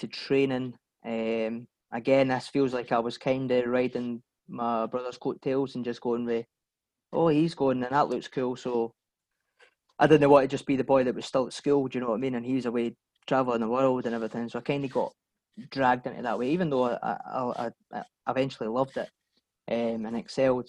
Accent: Bathgate, Scotland, United Kingdom; A pair of twins growing up in West Lothian, Bathgate

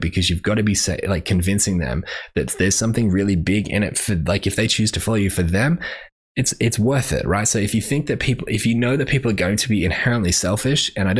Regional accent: Brisbane, Queensland, Australia; because I'm from Brisbane, and therefore I kind of win

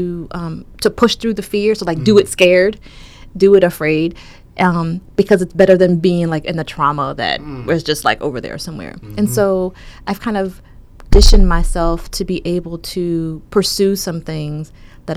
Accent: Richmond, Virginia, United States; also born or lived in New York City; I was born and raised in Richmond

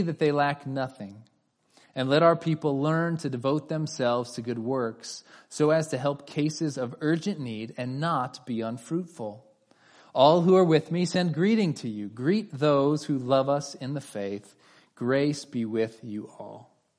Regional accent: California, United States; my wife and I are both native Californians.

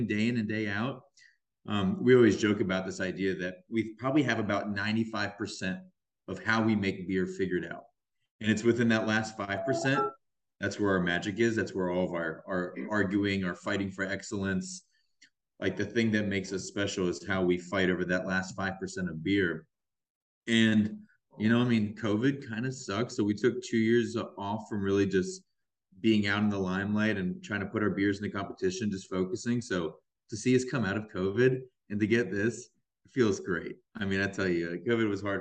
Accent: Atlanta, Georgia, United States; moved away; also born or lived in California; I'm originally from Georgia, from Atlanta.

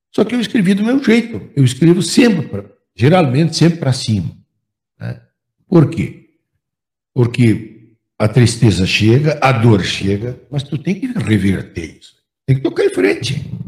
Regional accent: Santana do Livramento, Rio Grande do Sul, Brazil; quando eu saí aqui de Santana

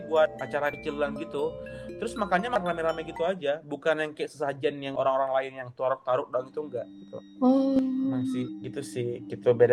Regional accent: Aceh, Indonesia; bentar aku dari Aceh ya. Kayak dari Aceh enggak ada kayak yang basic aja sih

